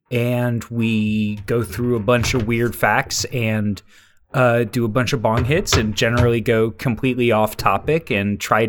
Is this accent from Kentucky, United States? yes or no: no; Cincinnati, Ohio, United States; moved away as an adult; I grew up in Cincinnati.